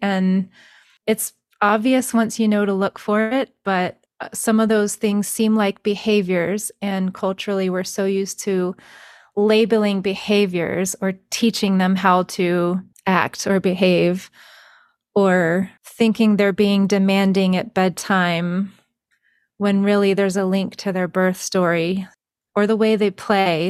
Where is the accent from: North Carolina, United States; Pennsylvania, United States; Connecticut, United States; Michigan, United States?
North Carolina, United States; also born or lived in Colorado; now in Texas, United States; I'm from North Carolina, which is East Coast, and I live in Texas now